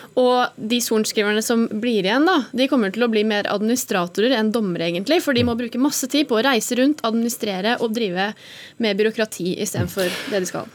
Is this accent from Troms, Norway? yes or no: no; Innlandet, Norway; i Innlandet, da, der jeg kommer fra